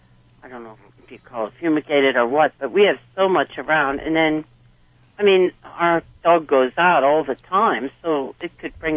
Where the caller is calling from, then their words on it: Pennsylvania, United States; Pennsylvania. Eastern